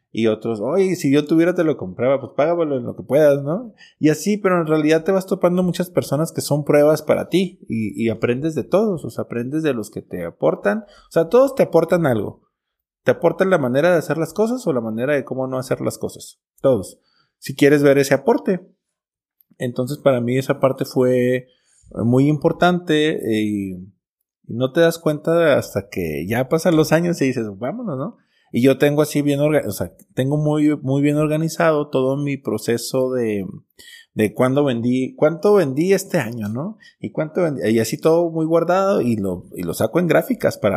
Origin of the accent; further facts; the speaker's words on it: Cuauhtémoc, Chihuahua, Mexico; me regresé a Chihuahua, yo soy de Cuauhtémoc, me regresé a Chihuahua Capital a estudiar diseño gráfico